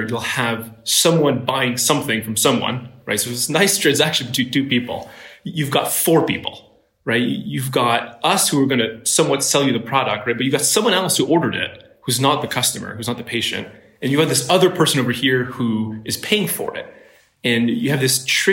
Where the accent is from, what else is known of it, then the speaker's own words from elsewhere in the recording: Ottawa, Ontario, Canada; moved away as an adult; now in Silicon Valley, United States; I'm Canadian. I grew up in Ottawa, Canada